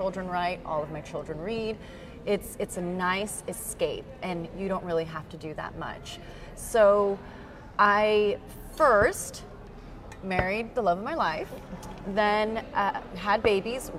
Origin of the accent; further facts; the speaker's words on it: San Antonio, Texas, United States; moved away as an adult; also born or lived in Houston / Jackson, Mississippi / Boston; I grew up in South San Antonio, in a predominantly Hispanic population.